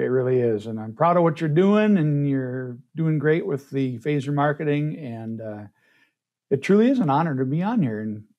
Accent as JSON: {"language": "English", "town": "Fisher", "region": "Minnesota", "country": "United States", "tie": "born or raised there", "moved": "as an adult", "lives_now": "Detroit Lakes, United States", "said": "So I grew up in Fisher, Minnesota, right between Crookston and Grand Forks, the geographical center of the entire universe. And at class of 1985, there were 18 of us"}